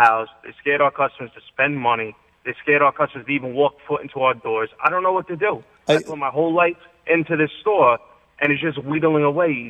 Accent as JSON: {"language": "English", "town": "New York City", "region": "New York", "country": "United States", "said": "I'm from the Bronx, but I got a store in Westchester."}